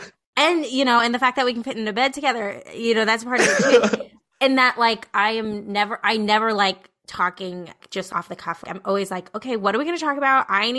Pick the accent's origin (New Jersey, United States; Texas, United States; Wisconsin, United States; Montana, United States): New Jersey, United States; No, I came from Jersey. I came from Jersey. Came from deep Jersey. Got my one suitcase off the bus.